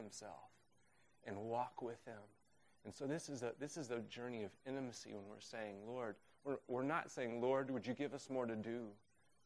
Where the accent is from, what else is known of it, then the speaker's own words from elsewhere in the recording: Oklahoma, United States; also born or lived in Uganda; now in Waltham, United States; I'm from Oklahoma